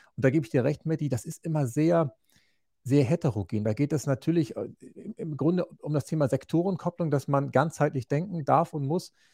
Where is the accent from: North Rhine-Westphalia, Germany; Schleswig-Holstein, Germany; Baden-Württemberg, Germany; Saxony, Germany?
Schleswig-Holstein, Germany; moved away as an adult; Ursprünglich ja. komme ich vom äh, Bauernhof aus Großvolsche. Das ist im äh, in der Mitte Schleswig-Holsteins